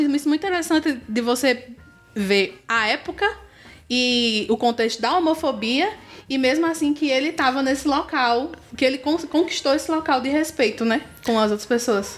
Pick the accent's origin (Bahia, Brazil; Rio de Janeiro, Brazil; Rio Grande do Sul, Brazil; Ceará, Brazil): Ceará, Brazil; Juazeiro do Norte; a gente que é juazeirense